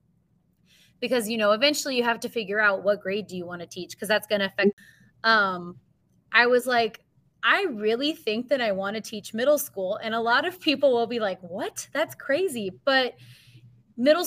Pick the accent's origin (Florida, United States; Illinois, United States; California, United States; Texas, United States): Texas, United States; New Braunfels; also born or lived in Missouri; I am originally from New Braunfels, Texas, born and raised there, K through 12